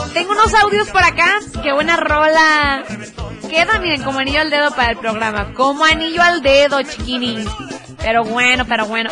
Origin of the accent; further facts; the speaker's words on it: Tepatitlán de Morelos, Jalisco, Mexico; yo soy de Tepa.